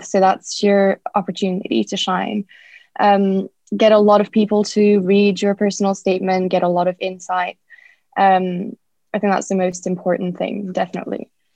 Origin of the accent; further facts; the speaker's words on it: France; moved away as an adult; now in United Kingdom; I'm French and Japanese. Um, I grew up in France and I moved to the UK about four years ago.